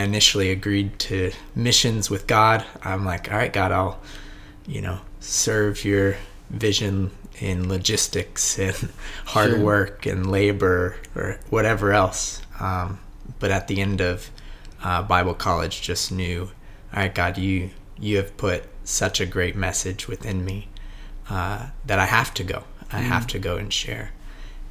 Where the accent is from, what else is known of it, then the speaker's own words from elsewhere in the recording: Indiana, United States; I'm originally from Indiana